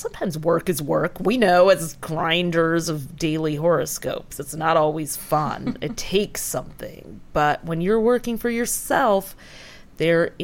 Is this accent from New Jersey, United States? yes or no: no; Detroit, Michigan, United States; my sister growing up in Detroit